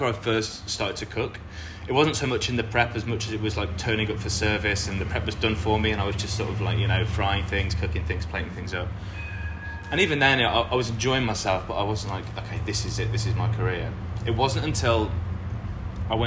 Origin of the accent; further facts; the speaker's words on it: Lichfield, West Midlands, United Kingdom; moved away as an adult; now in Melbourne, Australia; I grew up just outside of Birmingham in the UK in a little city called Lichfield